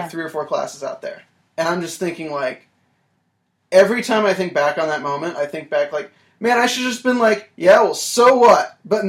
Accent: North Carolina, United States; North Carolina.

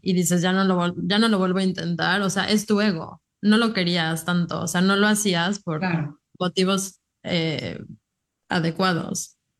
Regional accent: Mexico; now in United States; orgullosas de ser mexicanas

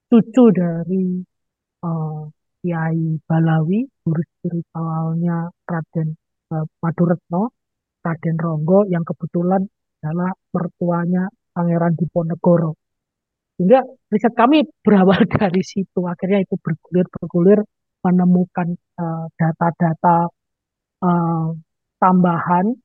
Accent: Madiun, East Java, Indonesia; karena saya orang Madi lokasinya ini ada di Madi ya.

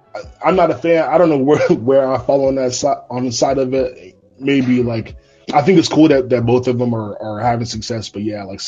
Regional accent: Charlotte, North Carolina, United States; also born or lived in Raleigh; I grew up in Charlotte, but I live in Charlotte now, but I did live in Raleigh for about 4 years after I graduated from college.

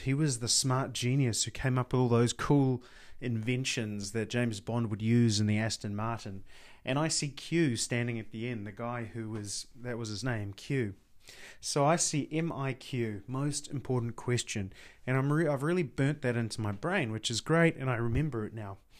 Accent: New Zealand; I'm from New Zealand

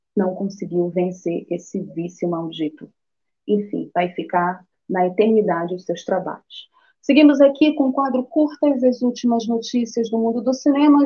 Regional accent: Amazon, Brazil; um festival daqui da Amazônia, feito aqui na minha terrinha

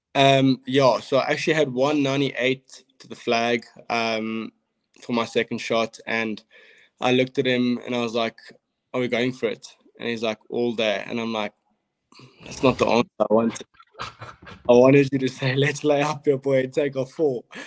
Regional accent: Cape Town, Western Cape, South Africa; I grew up in Cape Town

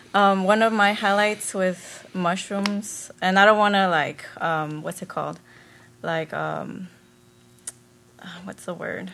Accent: Las Vegas, Nevada, United States; also born or lived in Riverside, California; I was born in Riverside, California, and uh, but I grew up in Vegas since I was age three

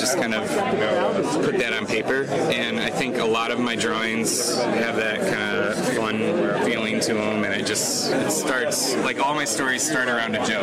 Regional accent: Minneapolis, Minnesota, United States; moved away; I'm from Minneapolis, Minnesota, originally.

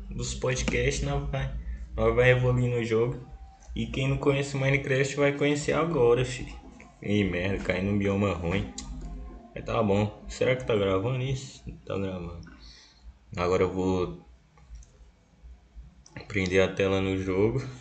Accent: Brasília, Federal District, Brazil; É, porque também a sede também fica aqui em Brasília, eu sou de Brasília.

